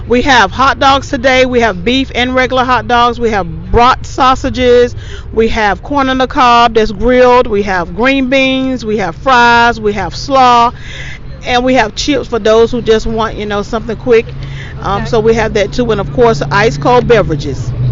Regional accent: East Coast of North Carolina, United States; I grew up on the East Coast

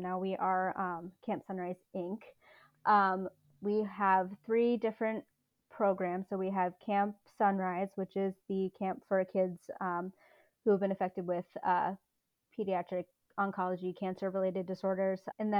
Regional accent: Baltimore County, Maryland, United States; I grew up in Baltimore County.

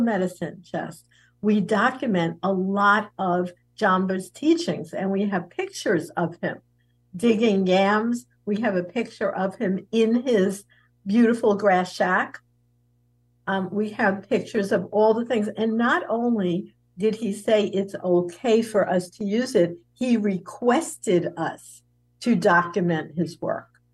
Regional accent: southern Florida, United States; my hometown right here in southern Florida

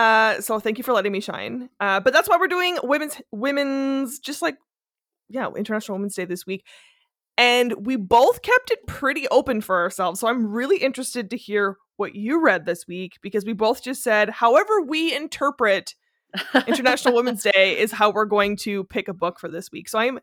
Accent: Canada; as a Canadian feminist

